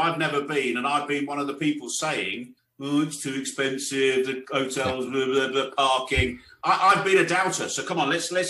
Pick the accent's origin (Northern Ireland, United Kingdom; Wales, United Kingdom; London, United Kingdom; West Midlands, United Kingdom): West Midlands, United Kingdom; Birmingham; I'm from Birmingham.